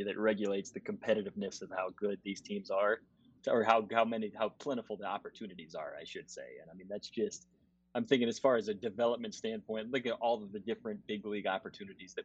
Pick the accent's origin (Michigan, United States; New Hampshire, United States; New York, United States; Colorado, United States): Colorado, United States; Denver; growing up in Denver